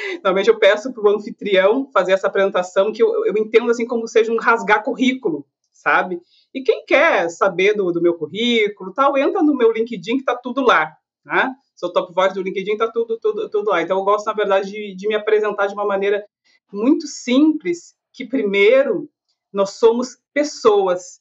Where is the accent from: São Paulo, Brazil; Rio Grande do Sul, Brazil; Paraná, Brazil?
Rio Grande do Sul, Brazil; Canoas; also born or lived in Porto Alegre; eu sou de Canoas, que é uma cidade da região metropolitana de Porto Alegre